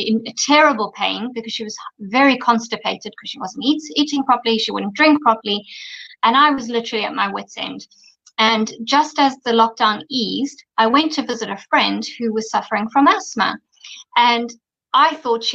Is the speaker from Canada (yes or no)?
no; Zimbabwe; moved away as an adult; also born or lived in London, United Kingdom / Dubai, UAE / Australia; I was born in Zimbabwe, grew up in Zimbabwe